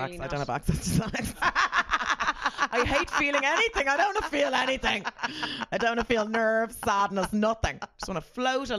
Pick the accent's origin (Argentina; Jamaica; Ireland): Ireland; I'm very Irish.